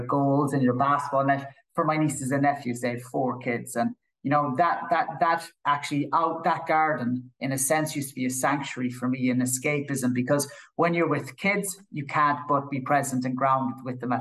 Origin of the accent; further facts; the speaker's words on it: Killarney, Munster, Ireland; I grew up in Killarney in County Kerry